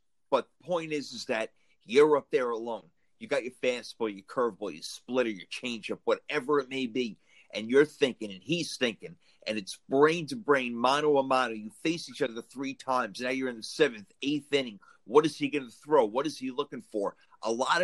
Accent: New York, United States; I'm from New York

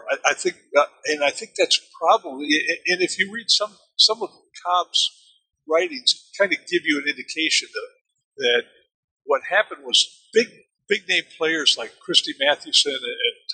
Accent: Germany; I grew up in Germany and understood how Germans looked at baseball as being something from another planet.

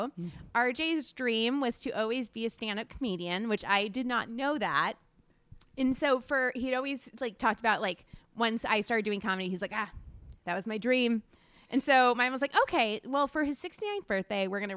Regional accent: Florida, United States

